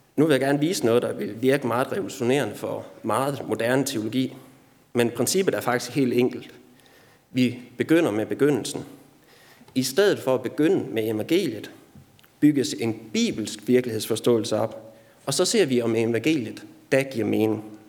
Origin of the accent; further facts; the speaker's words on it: Denmark; Du og jeg er som danskere